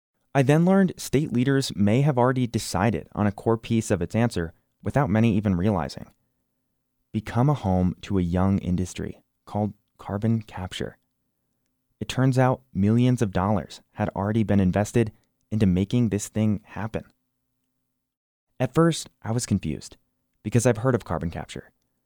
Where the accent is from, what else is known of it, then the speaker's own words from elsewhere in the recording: New Jersey, United States; now in Wyoming, United States; I didn't grow up in Wyoming. I grew up in New Jersey, the Garden State, home of the Sopranos.